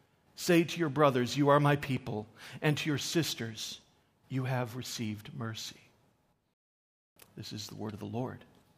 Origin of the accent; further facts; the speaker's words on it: Newfoundland and Labrador, Canada; I am a Newfoundlander, born and bred, and despite the lack of an accent, I am actually a Newfoundlander. I have never really lived long, long periods of time elsewhere. I'm from Newfoundland.